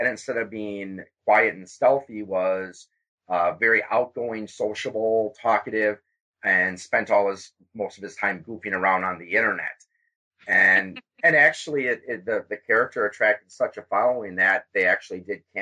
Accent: Wisconsin, United States; instead of being born in Wisconsin

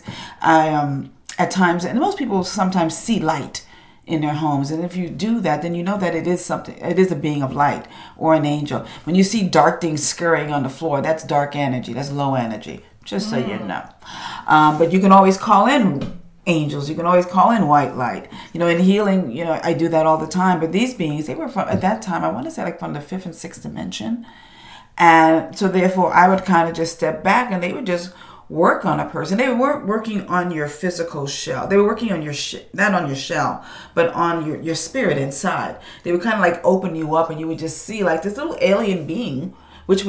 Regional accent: New York, United States; My family's Jamaican. I'm from New York

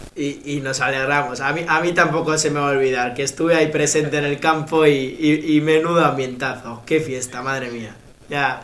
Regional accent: Bilbao, Basque Country, Spain; yo soy de Bilbao

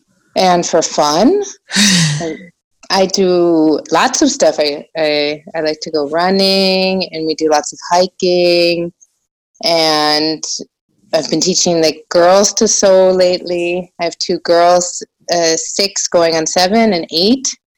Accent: United States; now in Germany; Yeah, I actually sort of start in the beginning because obviously I'm American.

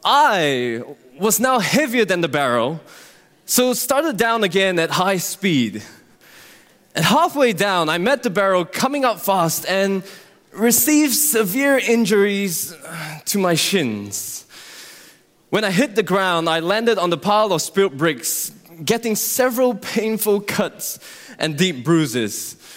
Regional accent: Singapore; born there; Well, as many of you know, I was born in Singapore to Christian parents.

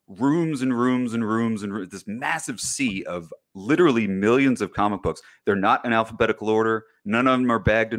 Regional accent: Chicago, Illinois, United States; I'm from Chicago

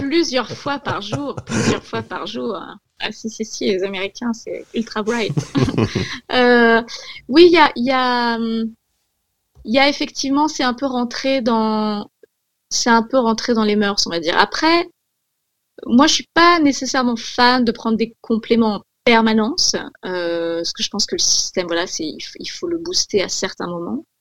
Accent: Corsica, France; j'ai grandi, j'ai grandi en Corse

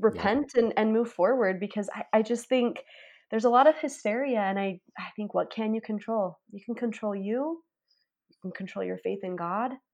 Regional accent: Price and Vernal, Eastern and Central Utah, United States; I grew up in Utah, Eastern and Central Utah, Price and Vernal

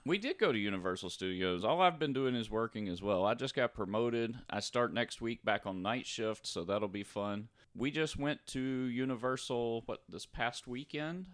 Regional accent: North Louisiana, United States; growing up in North Louisiana

